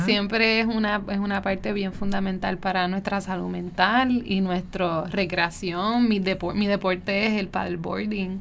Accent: Caguas, Puerto Rico; also born or lived in San Juan metropolitan area, Puerto Rico; me crié en Caguas, este, mis papás aún residen en Caguas

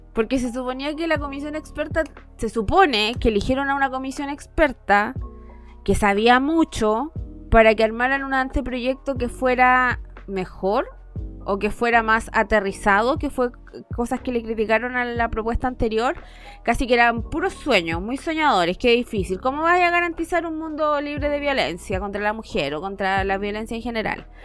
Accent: Temuco, Araucanía, Chile; Técnicamente yo me crecí en Temuco, pero vengo de otra parte

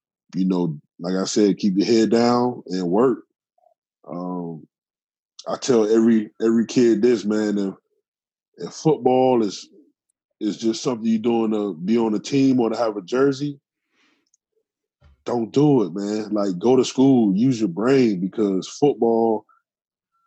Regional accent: Miami, Florida, United States; now in Tampa, United States; I never knew a white person when I was growing up in Miami, ever.

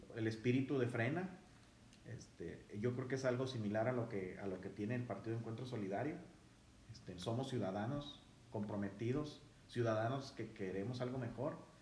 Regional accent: Mexico; somos mexicanos todos

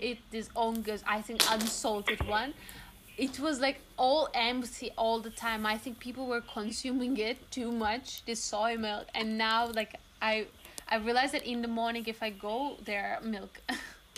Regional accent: Turkey; now in Netherlands; I'm from Turkey

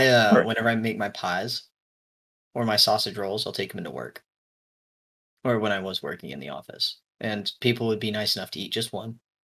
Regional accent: England, United Kingdom; moved away; my family is English. We moved here from England in 2001.

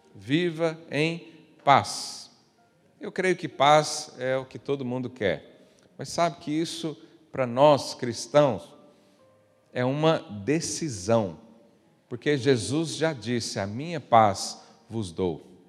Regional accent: Brazil; moved away; eu vim de uma região lá do Brasil muito

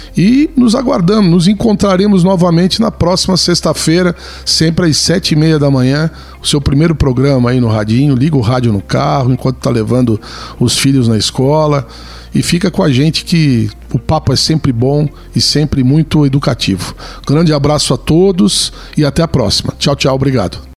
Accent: Brazil; todos somos brasileiros

